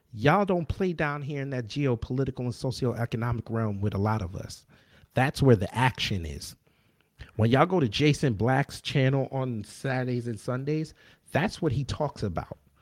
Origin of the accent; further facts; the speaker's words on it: New York, United States; I come from New York